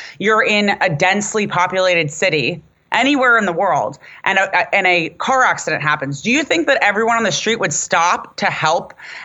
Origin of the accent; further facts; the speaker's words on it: United States; I'm American. I wasn't born in Palestine